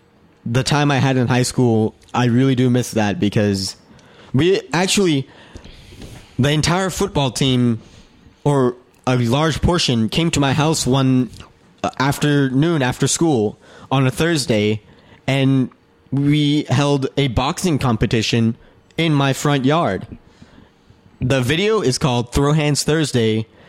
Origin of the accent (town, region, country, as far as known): Winston-Salem, North Carolina, United States; born or raised there; moved away as an adult